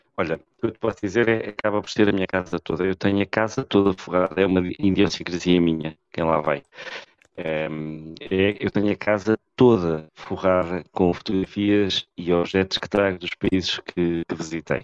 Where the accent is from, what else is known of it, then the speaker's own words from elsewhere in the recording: Portugal; Eu gosto muito de ser português